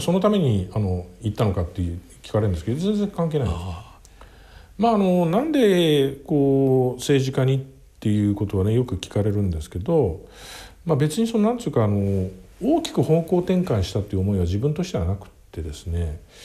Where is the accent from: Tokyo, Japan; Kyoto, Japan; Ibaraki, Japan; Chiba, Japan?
Tokyo, Japan; 僕生まれは東京の世田谷区です